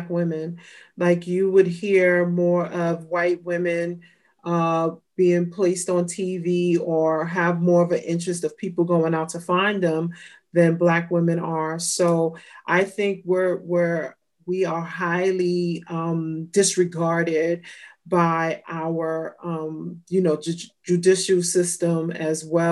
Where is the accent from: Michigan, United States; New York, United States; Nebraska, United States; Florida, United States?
New York, United States; New York City; also born or lived in California; I grew up in New York and Brooklyn, as well as California.